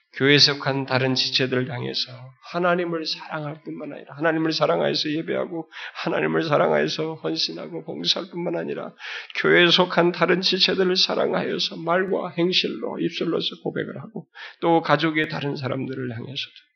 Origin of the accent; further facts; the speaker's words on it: South Korea; moved away as an adult; also born or lived in United Kingdom / Australia; 우리들의 어려서부터 그런 우리 한국의 그런 유교적인 그런 풍토 속에서 어, 부모들 밑에서 이렇게 자라왔고